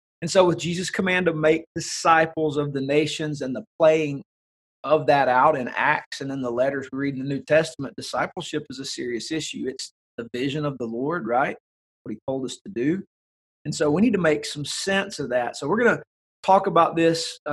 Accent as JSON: {"language": "English", "region": "the South", "country": "United States", "tie": "born or raised there", "said": "growing up in the South, where we would say cultural Christianity rules the day"}